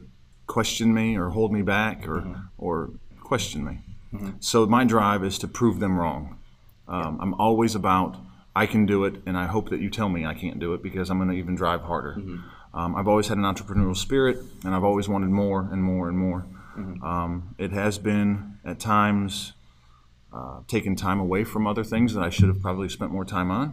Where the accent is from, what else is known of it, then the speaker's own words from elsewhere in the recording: Ohio, United States; moved away as an adult; also born or lived in Atlanta, Georgia / Lake Martin, Alabama; grew up in Ohio. After high school, my father got transferred to Atlanta. So went down to Hotlanta when I was about 19, 18 years old